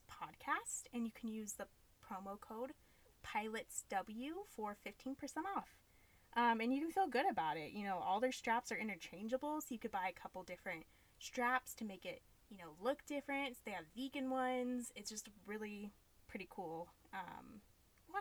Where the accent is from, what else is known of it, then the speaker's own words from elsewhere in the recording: Ohio, United States; born and raised in Ohio